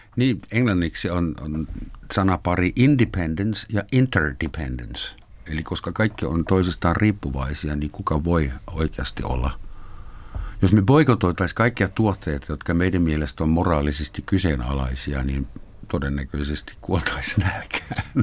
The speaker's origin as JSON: {"language": "Finnish", "country": "Finland", "said": "me tulemme Nokia-maasta"}